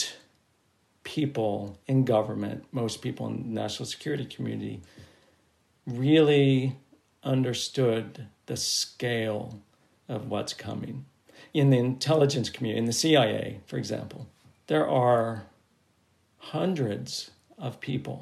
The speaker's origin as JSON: {"language": "English", "country": "United States", "said": "as an American"}